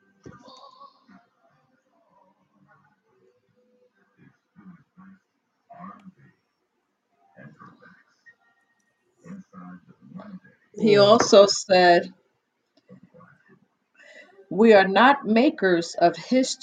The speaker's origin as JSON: {"language": "English", "region": "New York", "country": "United States", "accent": "New York", "said": "My New York accent."}